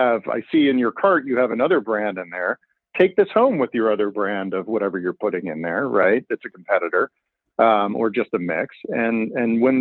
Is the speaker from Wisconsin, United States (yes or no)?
no; Pennsylvania, United States; now in Illinois, United States; I'm from Pennsylvania